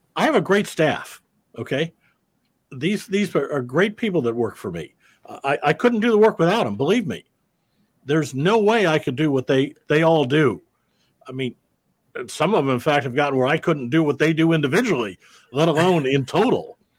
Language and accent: English; Davenport, Iowa, United States; I'm a Midwestern boy. I grew up in Davenport, Iowa.